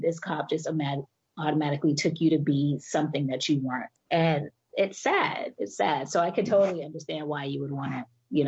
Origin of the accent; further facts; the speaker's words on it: Boston, Massachusetts, United States; moved away as an adult; And Francis and I are both from Boston, you know, I was born and raised in Boston.